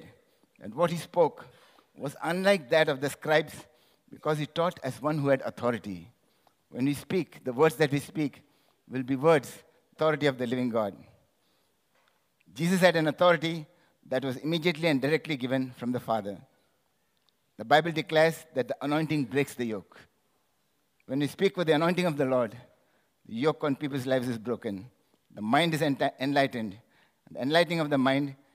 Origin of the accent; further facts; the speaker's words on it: India; I'm from India.